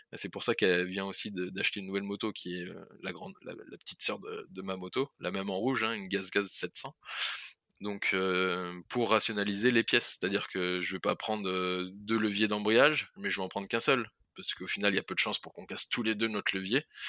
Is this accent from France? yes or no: yes; France; on vient de France